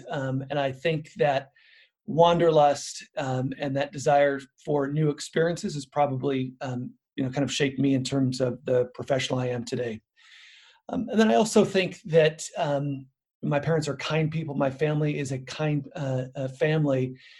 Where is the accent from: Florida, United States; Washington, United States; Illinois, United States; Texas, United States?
Washington, United States; Spokane; I came from a humble middle-class American family. I grew up in Spokane, Washington, which is on the east side of Washington State. Both parents were public school teachers.